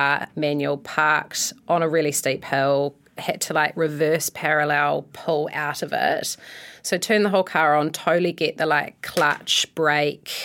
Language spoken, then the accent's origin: English; Akaroa, Canterbury, New Zealand; also born or lived in Christchurch; I grew up in Akaroa and then got sent to school over in Christchurch